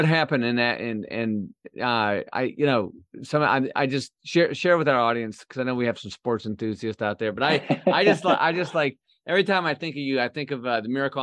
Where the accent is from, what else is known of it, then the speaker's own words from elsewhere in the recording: Flint, Michigan, United States; my hometown in Flint